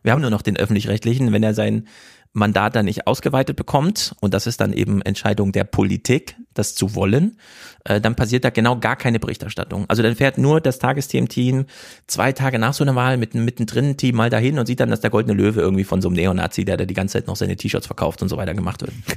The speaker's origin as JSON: {"language": "German", "region": "Thuringia", "country": "Germany", "said": "Ich komme aus Thüringen"}